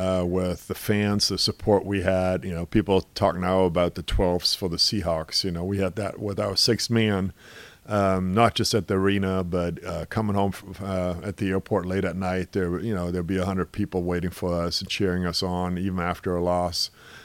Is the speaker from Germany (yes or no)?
yes; Germany; now in Seattle, United States; obviously, I came over here from Germany, played in the state as a high school student, went to college in Seattle